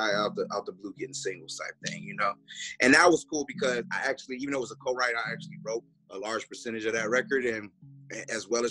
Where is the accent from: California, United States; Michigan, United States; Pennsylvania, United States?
Michigan, United States; Detroit; moved away as an adult; I'm from Detroit